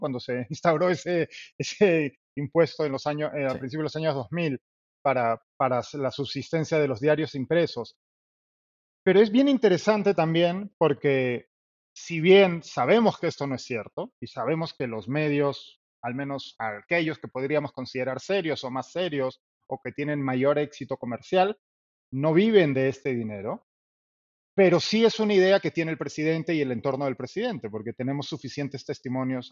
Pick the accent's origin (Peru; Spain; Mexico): Peru; somos los periodistas peruanos